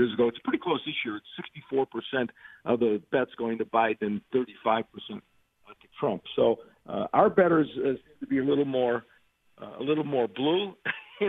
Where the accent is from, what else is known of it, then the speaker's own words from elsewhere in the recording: United States; as an American who believes in the Constitution